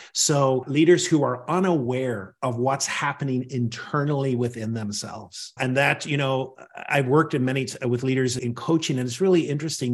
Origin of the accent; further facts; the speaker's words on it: Northern Ireland, United Kingdom; now in Washington, D.C., United States; I grew up in Northern Ireland